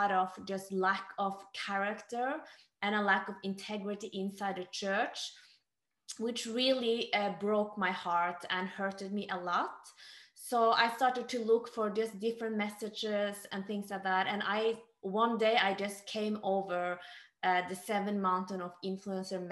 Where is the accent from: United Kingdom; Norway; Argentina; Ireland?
Norway; also born or lived in Korea; So I was born in Korea and I was adopted to Norway when I was 3 months old. And I grew up in an amazing family